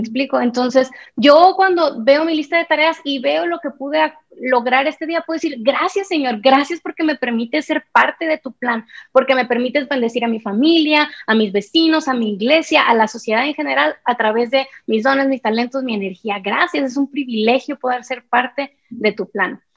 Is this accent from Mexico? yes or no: yes; Sonora, Mexico; moved away as an adult; now in Guatemala City, Guatemala; Soy mexicana, sonorense, pero vivo hace tres años y medio en Guatemala, en la ciudad de Guatemala